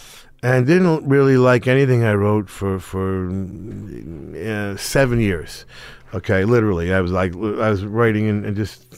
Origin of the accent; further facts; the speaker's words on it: Middletown, New Jersey, United States; Middletown. But it was whatever it was, 20 minutes from the ocean.